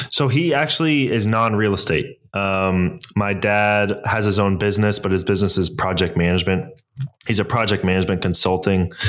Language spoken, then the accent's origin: English; San Francisco, California, United States; also born or lived in Toronto, Canada; So uh, I was born in Toronto, Canada, moved to San Francisco Bay Area in 2000.